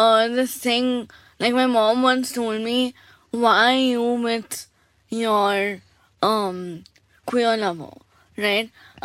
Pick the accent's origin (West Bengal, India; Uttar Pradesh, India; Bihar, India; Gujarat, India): West Bengal, India; Kolkata; moved away; also born or lived in Delhi; I have been born and brought up in Calcutta.